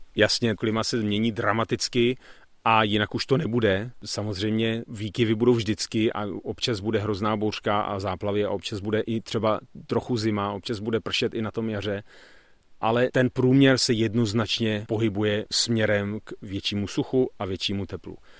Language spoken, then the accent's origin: Czech; Bohemia, Czechia; Tady u nás v Čechách